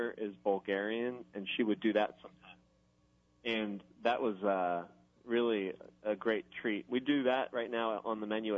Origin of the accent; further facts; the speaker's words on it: Philadelphia, Pennsylvania, United States; moved away as an adult; also born or lived in Israel / New York; now in New Orleans, United States; I grew up in Philadelphia. Which is when I was four, my family immigrated to Philly, and I stayed there until I moved away to go to college in New York